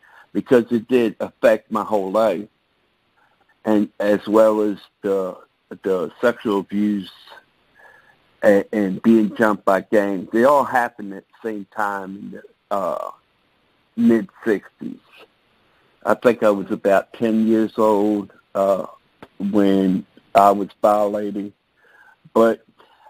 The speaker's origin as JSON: {"language": "English", "town": "Baltimore", "region": "Maryland", "country": "United States", "tie": "born or raised there", "said": "I came from Baltimore, Maryland, born and raised"}